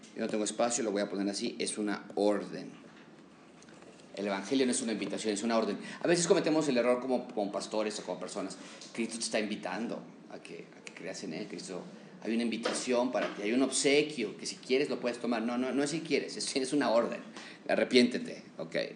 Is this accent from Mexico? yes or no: yes; Mexico; como mexicanos